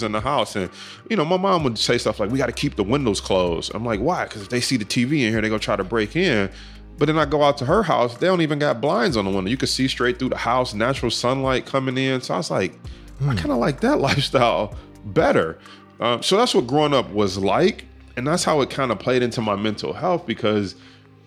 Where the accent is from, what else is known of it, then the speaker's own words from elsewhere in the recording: Detroit, Michigan, United States; growing up in Detroit, like, we're in the hood.